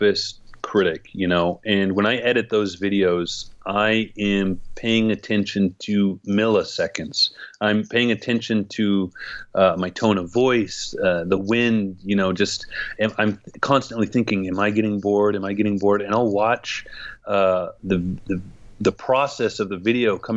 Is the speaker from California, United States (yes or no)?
yes; Gridley, California, United States; also born or lived in Santa Cruz, California / Prague, Czech Republic; my hometown of Gridley with a population of 6,000 people